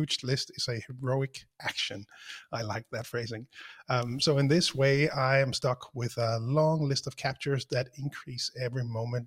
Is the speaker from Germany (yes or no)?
no; Denmark; I'm the guy from Denmark